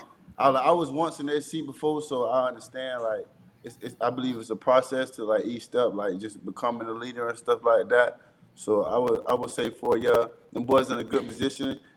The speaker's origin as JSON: {"language": "English", "town": "Jacksonville", "region": "Florida", "country": "United States", "said": "I'm from Jacksonville, Florida."}